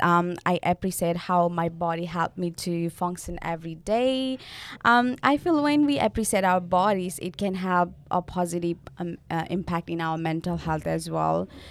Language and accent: English; Nepal; moved away as an adult; now in Australia; I'm from Nepal, and I'm studying Bachelor's of Community Service, and I'm international